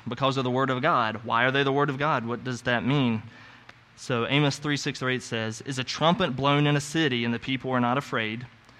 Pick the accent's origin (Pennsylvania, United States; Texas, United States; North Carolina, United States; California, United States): North Carolina, United States; So I came from North Carolina, as you know. We had this saying in North Carolina when we were sharing the gospel with other people in the South.